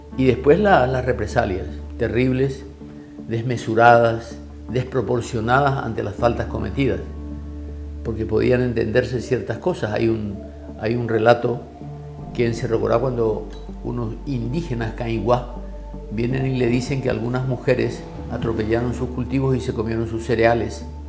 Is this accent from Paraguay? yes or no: yes; Paraguay